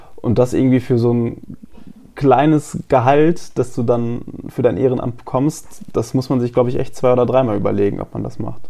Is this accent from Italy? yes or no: no; North Rhine-Westphalia, Germany; moved away; meiner Heimat in Nordrhein-Westfalen